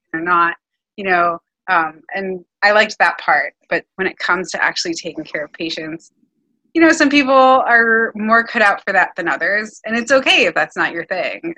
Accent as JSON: {"language": "English", "town": "Miami", "region": "Florida", "country": "United States", "moved": "as an adult", "lives_now": "New York City, United States", "said": "I've only lived in Miami and New York City"}